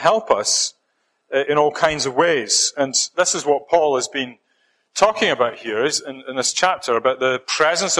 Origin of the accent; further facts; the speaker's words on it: Scotland, United Kingdom; accent: Scottish; moved away as an adult; I'm hanging on to my Scottish accent as much as I can